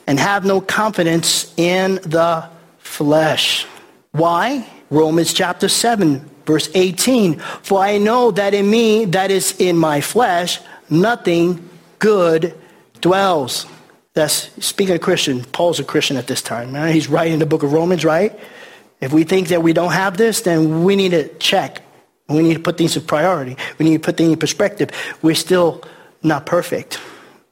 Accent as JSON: {"language": "English", "town": "New York City", "region": "New York", "country": "United States", "also_born_or_lived": "Milford, Pennsylvania", "moved": "yes", "said": "I'm from New York City"}